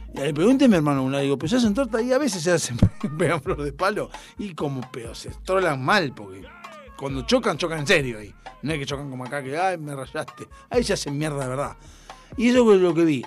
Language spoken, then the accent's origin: Spanish; Argentina; nosotros por cuestión de distancia estamos en el culo del mundo, o sea, somos el país más austral del mundo